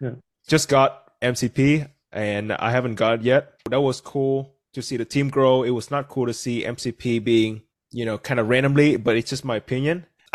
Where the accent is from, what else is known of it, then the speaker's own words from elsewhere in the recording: Vietnam; English is a second language; moved away as an adult; now in United States; That's weird though, because I was born and raised in Vietnam.